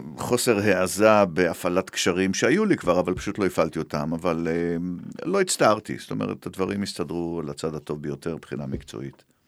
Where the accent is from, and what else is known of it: Israel